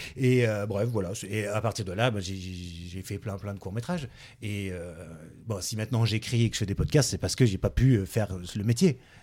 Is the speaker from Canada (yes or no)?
no; Ardèche, Auvergne-Rhône-Alpes, France; dans mon bled, quoi. Enfin, pas, pas, par là, quoi, en Ardèche